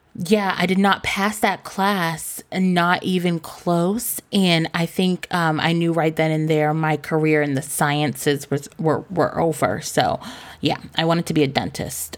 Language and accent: English; Cambridge, Massachusetts, United States; our hustle as kids growing up in Cambridge